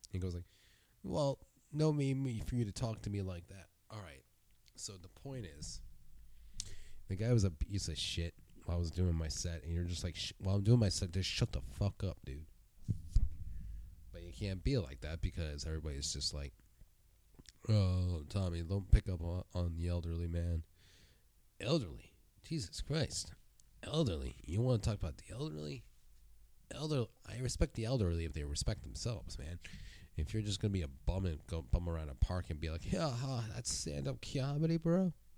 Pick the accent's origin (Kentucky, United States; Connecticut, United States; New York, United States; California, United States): California, United States; And I'm from the Bay Area.